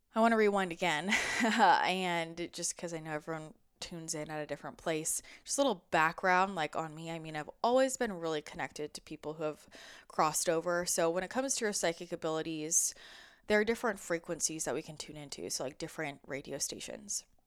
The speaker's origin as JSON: {"language": "English", "area": "outside of San Francisco", "region": "California", "country": "United States", "tie": "born or raised there", "said": "I grew up outside of San Francisco"}